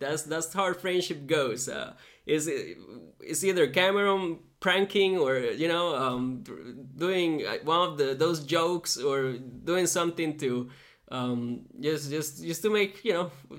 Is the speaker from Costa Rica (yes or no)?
yes; Costa Rica; moved away; I grew up in Costa Rica